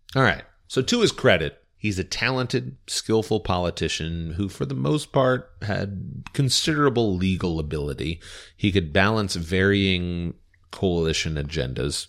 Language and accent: English; Indiana, United States; we are from Indiana. Uh, all of us are here in the Hoosier State while we record.